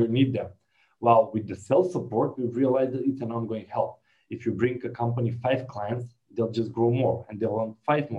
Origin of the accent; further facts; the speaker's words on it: North Macedonia; I'm from Macedonia